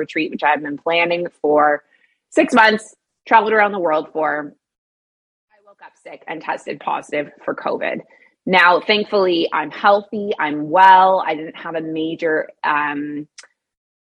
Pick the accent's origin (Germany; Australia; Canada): Canada; moved away as an adult; also born or lived in Middle East; now in Bali, Indonesia; I'm a Canadian who moved across the world to the Middle East at age 23, and I never went back.